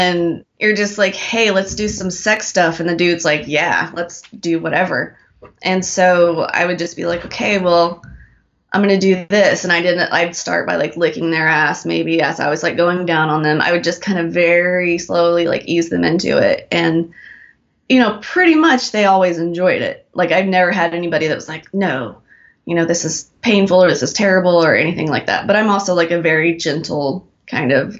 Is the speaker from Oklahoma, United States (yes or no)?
yes; Oklahoma, United States; moved away; I grew up in Oklahoma